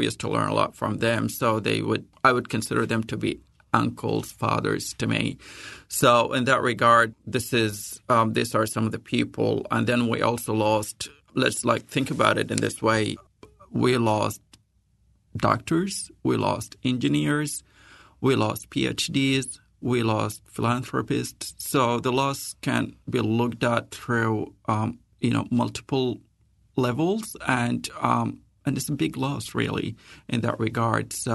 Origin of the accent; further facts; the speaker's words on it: Saudi Arabia; also born or lived in Sudan / India; now in New Zealand; ancestrally from Sudan, I was born and raised in Saudi Arabia and spent a bit of my life in India before coming to New Zealand, and now I'm a Kiwi